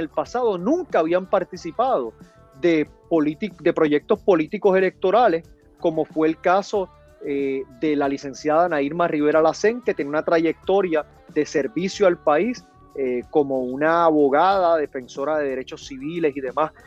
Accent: Puerto Rico; para nosotros en Puerto Rico todo el año es verano

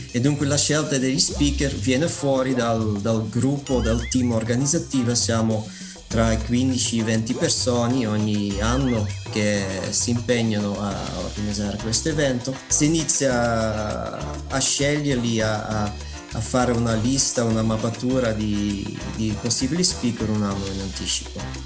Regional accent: Belgium; Italian is a second language; moved away as an adult; now in Messina, Italy; sono belga

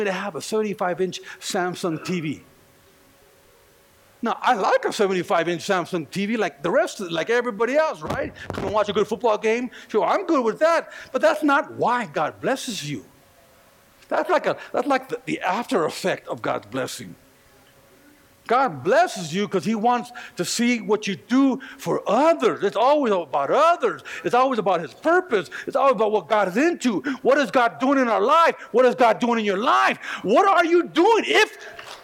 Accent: California, United States; now in Colorado, United States; I'm just from California

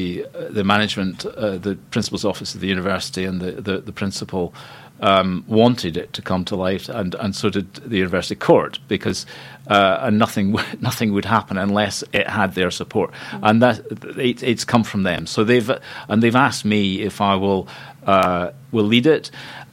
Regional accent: Scotland, United Kingdom; moved away as an adult; also born or lived in Cambridge, England; I'm Scottish. I like living in Scotland

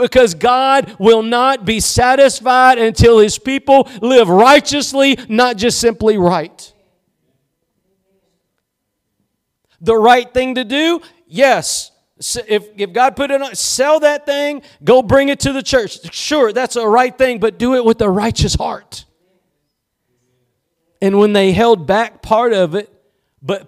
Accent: East Texas, United States; I'm just from East Texas

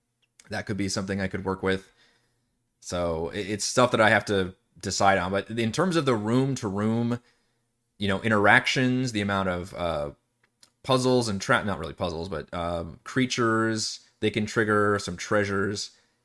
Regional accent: Texas, United States; also born or lived in Seattle, Washington; I'm actually originally from Seattle, and my folks moved down to Texas when I was a toddler. So I didn't really hear it too much at home, but obviously growing up with everybody, there's all kinds of accents flying around.

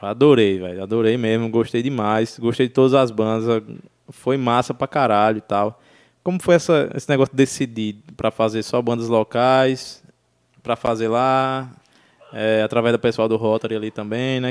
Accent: Juazeiro do Norte, Ceará, Brazil; moved away; also born or lived in Breves; eu nasci em Juazeiro, bicho, e eu tenho uma sensação de pertencimento enorme ali àquela cena

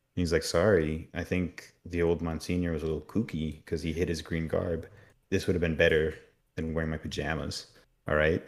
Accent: Miami, Florida, United States; I grew up a lot in Miami and there's a lot of hurricanes there

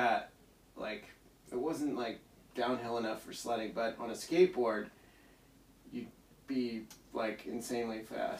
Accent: Arlington, Virginia, United States; born or raised there

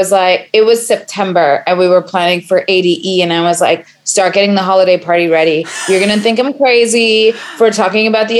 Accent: New York City, New York, United States; I am a Brooklyn girl through and through.

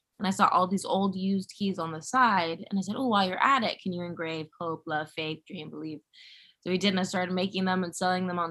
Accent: Los Angeles, California, United States; I'm born and raised in Los Angeles, which is pretty rare

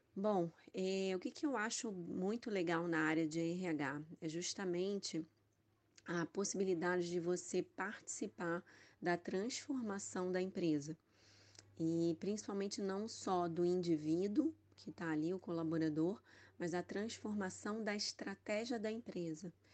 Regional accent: Rio de Janeiro, Brazil; sou carioca

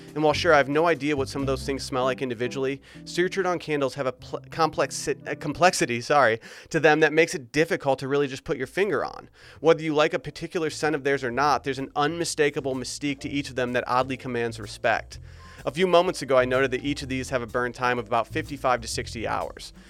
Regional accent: Michigan, United States; I grew up in Michigan where Birkenstocks were very popular growing up

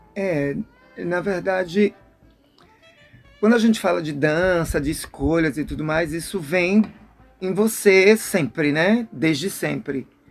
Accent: Maceió, Alagoas, Brazil; now in Salvador, Brazil; sou natural de Maceió, Alagoas

